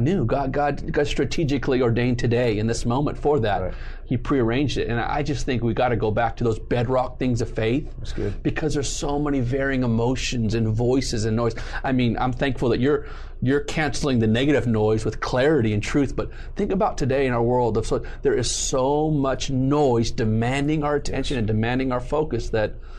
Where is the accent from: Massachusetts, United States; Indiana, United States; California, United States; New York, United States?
California, United States; southern Riverside County; born or raised there; also born or lived in San Juan Capistrano, Orange County, California